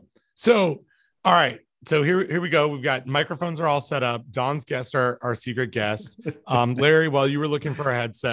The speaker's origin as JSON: {"language": "English", "country": "Canada", "moved": "as an adult", "lives_now": "United States", "said": "being a Canadian in the US"}